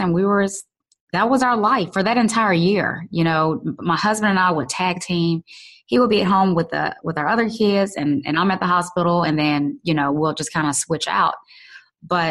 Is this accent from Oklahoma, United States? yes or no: no; Louisiana, United States; growing up in Louisiana.